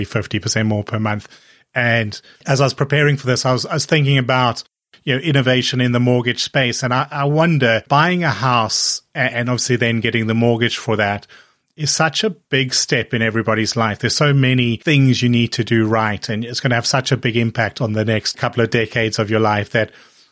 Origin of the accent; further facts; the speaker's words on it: South Africa; now in United Kingdom; I grew up in South Africa at a time when mortgage interest rates were really high